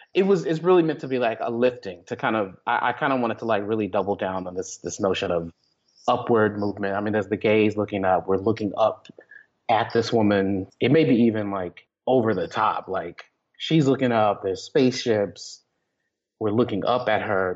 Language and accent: English; Texas, United States; I grew up Baptist in Texas